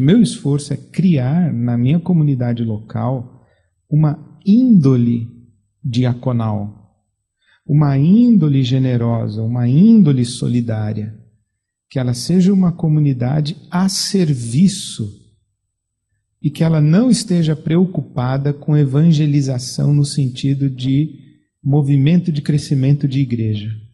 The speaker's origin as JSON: {"language": "Portuguese", "country": "Brazil", "said": "sou pastor, vim do Brasil"}